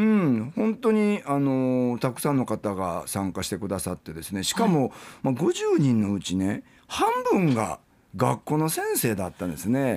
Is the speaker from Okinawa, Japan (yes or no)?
yes; Okinawa, Japan; 私たち沖縄県民はね